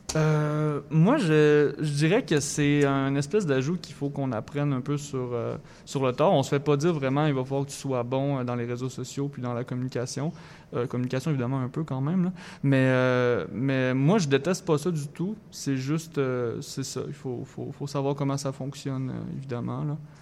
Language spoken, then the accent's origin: French; Thetford Mines, Quebec, Canada; moved away as an adult; now in Montreal, Canada; je viens de Thetford Mines, une petite ville euh, anciennement minière euh, dans Chaudière-Appalaches